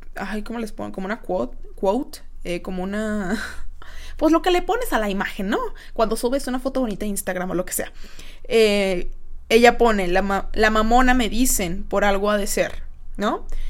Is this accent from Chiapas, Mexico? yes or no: no; Guadalajara, Jalisco, Mexico; yo soy de aquí de Guadalajara